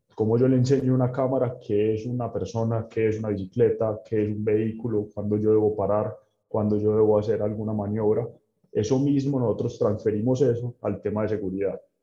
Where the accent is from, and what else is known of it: Medellín, Antioquia, Colombia